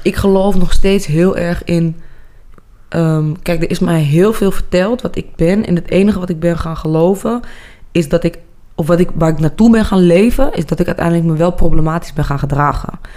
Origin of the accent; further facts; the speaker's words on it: Amsterdam, North Holland, Netherlands; accent: Amsterdam; moved away; also born or lived in Zaandam; Mijn ouders hadden een woonboot in Amsterdam op het Waterloopplein.